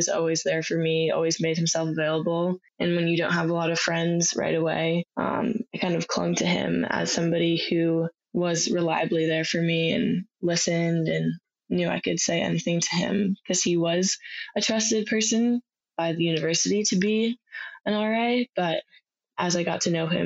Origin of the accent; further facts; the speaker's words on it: outside of Chicago, Illinois, United States; I am from outside of Chicago